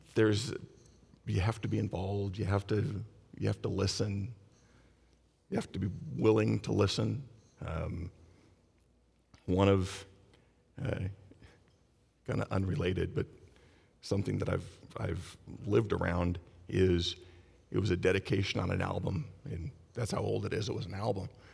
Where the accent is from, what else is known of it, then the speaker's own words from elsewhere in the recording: Long Beach, California, United States; I was born and raised in Long Beach. I worked, retired, still live in Long Beach